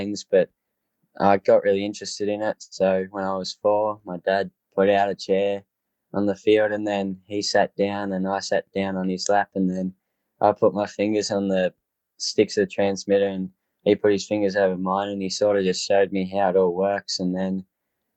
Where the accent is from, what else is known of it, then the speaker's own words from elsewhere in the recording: Foster, Victoria, Australia; I'm from Foster, Victoria. I'm 15 years old.